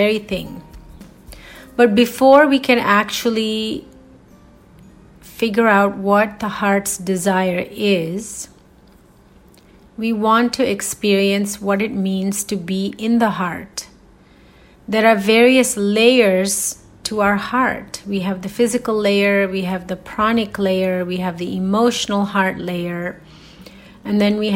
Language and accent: English; India; as Indian women